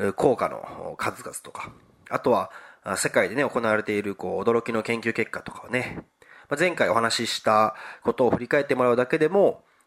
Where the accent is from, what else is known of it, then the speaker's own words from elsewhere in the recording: Wakayama, Japan; 和歌山県の生まれなんですけど